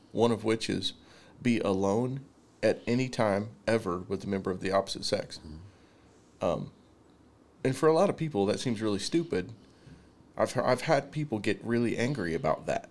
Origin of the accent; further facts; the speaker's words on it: the Bible Belt, United States; growing up in the Bible Belt, it's like everybody's a Christian